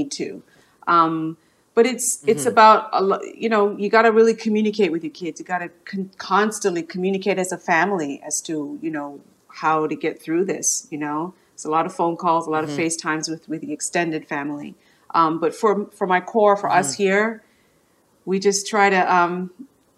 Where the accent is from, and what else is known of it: Toronto, Ontario, Canada; born or raised there